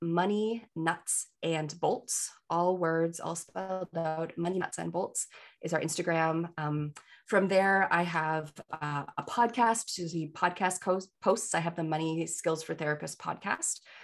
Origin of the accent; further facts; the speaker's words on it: Canada; I'm a Canadian